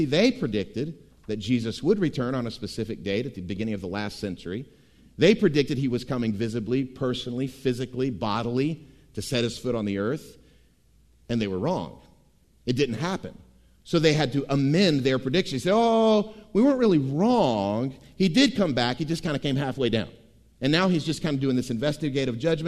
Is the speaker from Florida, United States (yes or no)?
yes; Tampa, Florida, United States; growing up in Tampa, Florida